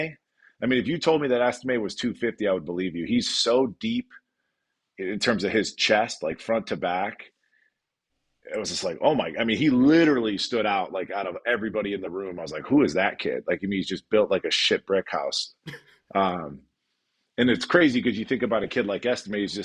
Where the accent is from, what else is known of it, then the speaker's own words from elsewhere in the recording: Joliet, Illinois, United States; I'm from Joliet, Illinois